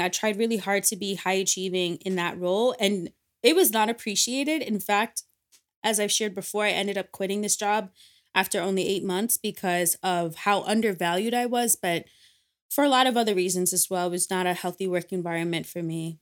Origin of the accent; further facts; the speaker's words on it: Ghana; the value system that I was brought up with, being Ghanaian and being West African